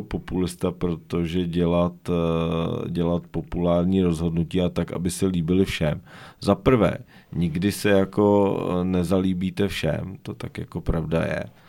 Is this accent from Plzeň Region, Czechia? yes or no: yes; Domažlice, Plzeň Region, Czechia; also born or lived in Stod; Pak jsem zbytek života strávil v Domažlicích na, na, na Chodsku